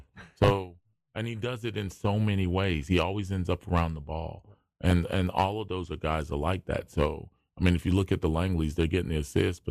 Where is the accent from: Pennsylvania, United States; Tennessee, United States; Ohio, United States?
Pennsylvania, United States; Philadelphia; But mine, I grew up like in Philadelphia.